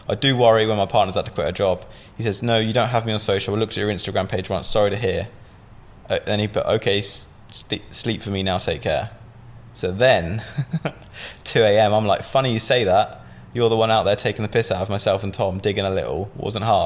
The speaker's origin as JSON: {"language": "English", "town": "Southampton", "region": "South East England", "country": "United Kingdom", "said": "I'm from Southampton, and I moved to a place called Ocean Village."}